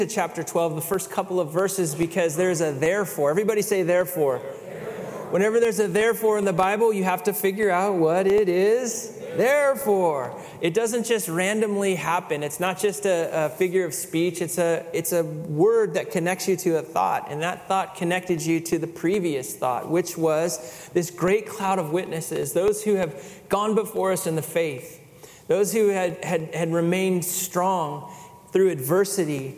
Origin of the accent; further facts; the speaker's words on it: California, United States; I'm native Californian